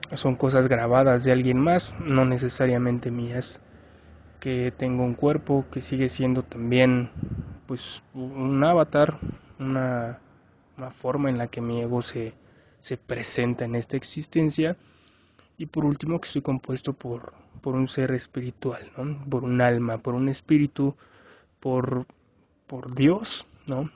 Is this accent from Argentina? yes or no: no; Mexico; Yo soy mexicano